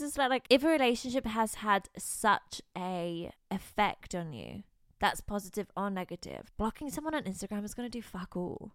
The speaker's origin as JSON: {"language": "English", "town": "Bristol", "region": "South West England", "country": "United Kingdom", "tie": "born or raised there", "moved": "as an adult", "lives_now": "London, United Kingdom", "said": "I grew up in Bristol"}